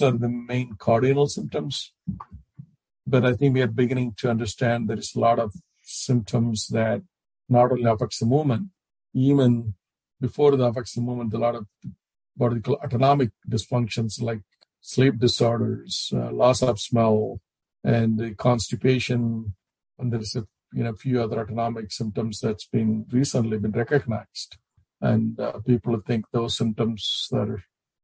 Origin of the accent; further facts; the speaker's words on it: India; moved away as an adult; now in United States; when I grew up and back in India